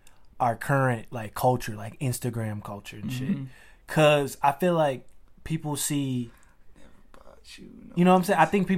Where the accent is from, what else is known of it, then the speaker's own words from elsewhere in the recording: the South, United States; especially me growing up in the South